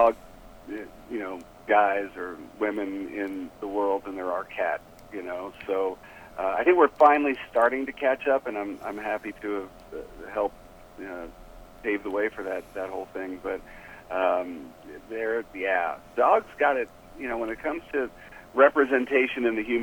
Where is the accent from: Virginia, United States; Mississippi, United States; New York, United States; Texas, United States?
New York, United States; New York City; moved away as an adult; also born or lived in Ohio / Iowa / Colorado; now in Los Angeles, United States; I'm actually a New Yorker. I grew up in Manhattan.